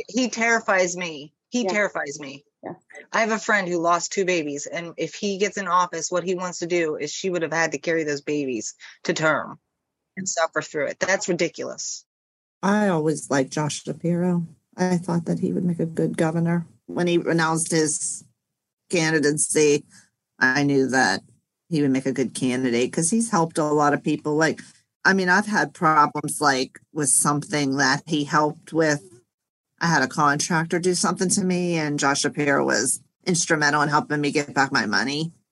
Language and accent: English; Pennsylvania, United States; my home state, Pennsylvania